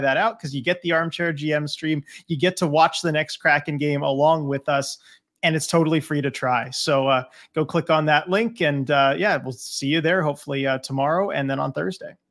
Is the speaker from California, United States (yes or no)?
yes; Southern California, United States; growing up in Southern California